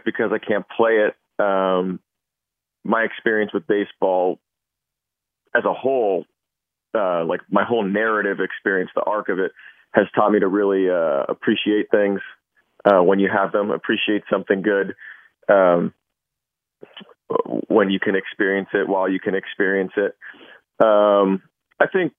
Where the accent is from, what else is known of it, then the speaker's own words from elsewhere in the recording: San Francisco, California, United States; I grew up in the Bay Area in the late 80s, early 90s.